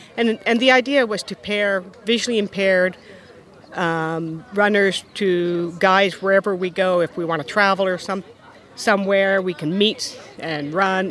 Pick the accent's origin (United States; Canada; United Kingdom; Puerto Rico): Canada; Vancouver Island, British Columbia; I'm from Vancouver Island, British Columbia, in Canada.